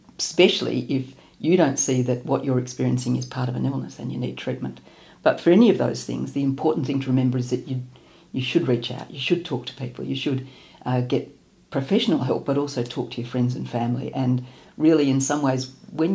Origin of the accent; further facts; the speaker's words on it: Melbourne, Victoria, Australia; I'm from Melbourne